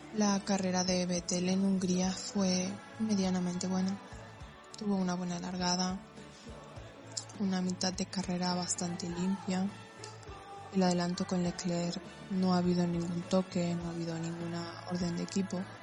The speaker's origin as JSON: {"language": "Spanish", "country": "Argentina", "said": "tengo 23 años y soy de Argentina"}